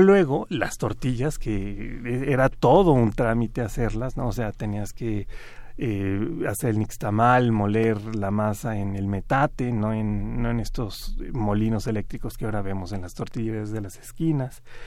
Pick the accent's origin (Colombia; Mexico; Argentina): Mexico